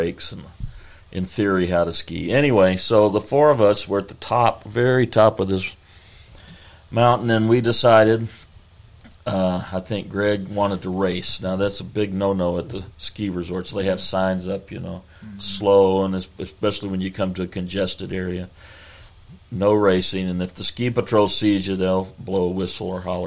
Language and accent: English; Texas, United States; we're from Texas